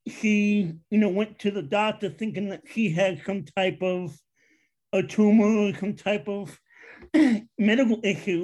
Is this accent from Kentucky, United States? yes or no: no; New York City, New York, United States; moved away as an adult; also born or lived in Long Island, New York; now in Pennsylvania, United States; I am from Queens, New York, originally. I lived out there most of my life